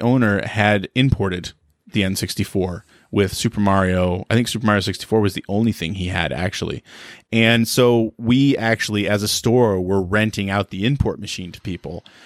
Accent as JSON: {"language": "English", "town": "Halifax", "region": "Nova Scotia", "country": "Canada", "tie": "born or raised there", "also_born_or_lived": "Charlottetown, Prince Edward Island", "moved": "as an adult", "said": "I grew up in Halifax"}